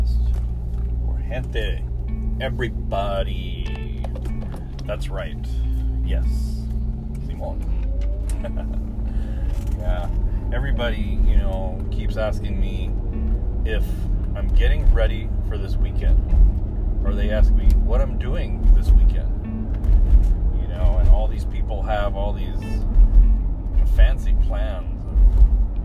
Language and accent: English; United States; now in Spokane, United States; we're partially American citizens because we were born here